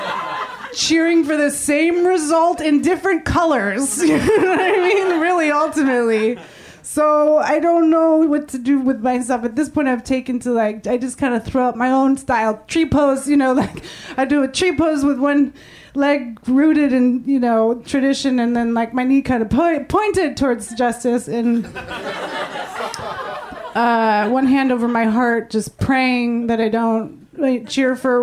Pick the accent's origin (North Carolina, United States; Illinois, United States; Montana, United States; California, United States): California, United States; San Francisco; I was born and raised in San Francisco